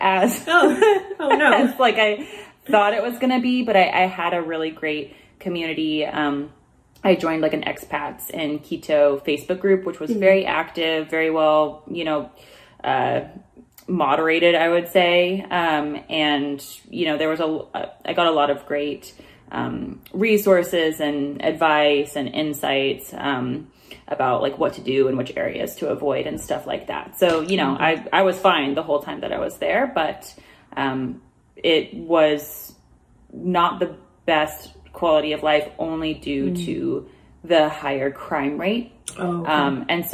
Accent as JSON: {"language": "English", "town": "Portland", "region": "Oregon", "country": "United States", "tie": "born or raised there", "also_born_or_lived": "Ecuador / Chile", "moved": "as an adult", "said": "I'm from Portland, Oregon, which has become more well known since I was born"}